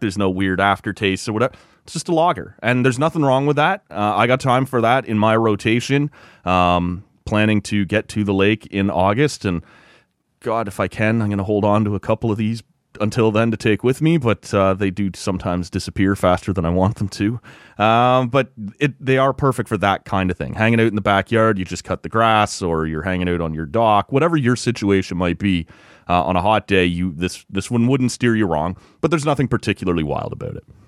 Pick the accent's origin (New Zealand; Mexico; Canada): Canada; Oshawa, Ontario; moved away; my hometown of Oshawa